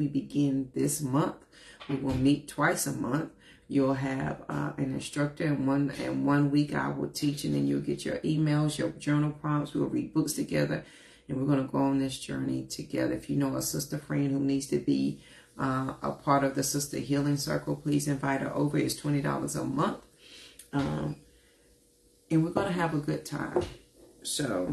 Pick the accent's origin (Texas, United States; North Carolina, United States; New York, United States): North Carolina, United States; Forest City; not only from North Carolina, honey, I'm from Forest City. Worked at good old McDonald's from 14 to 22